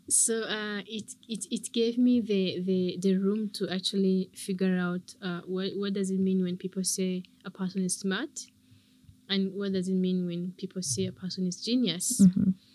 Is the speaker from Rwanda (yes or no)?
yes; Rwanda; I love Rwanda. I love my country.